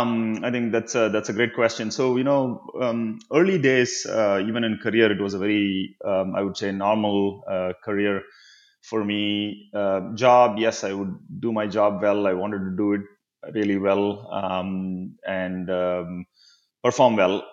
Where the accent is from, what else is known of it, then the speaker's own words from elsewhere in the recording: Chennai, Tamil Nadu, India; now in United States; I grew up in Chennai